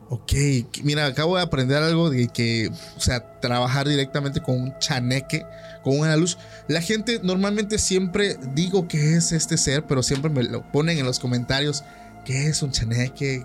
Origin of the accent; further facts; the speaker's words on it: Oaxaca, Mexico; Yo soy de Oaxaca